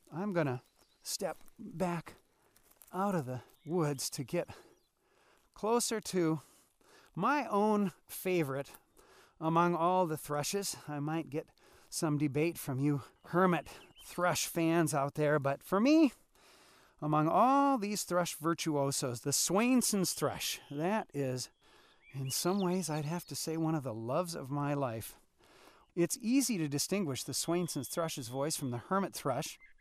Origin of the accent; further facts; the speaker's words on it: Wisconsin, United States; now in Alaska, United States; when I grew up in Wisconsin